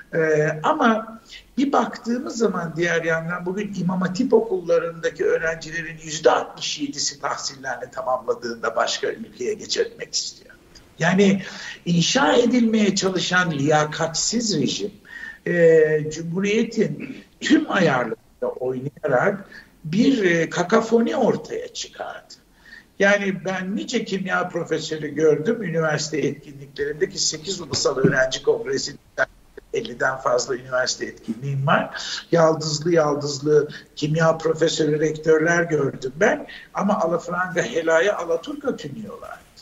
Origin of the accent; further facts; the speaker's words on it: Turkey; moved away as an adult; Biz ilkokulu okurken yedi bölgeydi bizim ülkemiz.